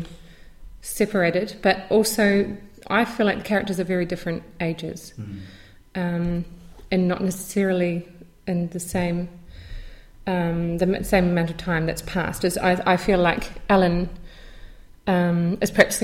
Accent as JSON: {"language": "English", "country": "New Zealand", "tie": "born or raised there", "said": "growing up in New Zealand"}